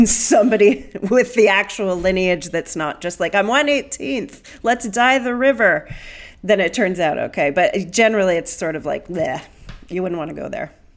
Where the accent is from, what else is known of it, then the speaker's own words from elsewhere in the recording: Pennsylvania, United States; moved away as an adult; now in United Kingdom; I grew up in Pennsylvania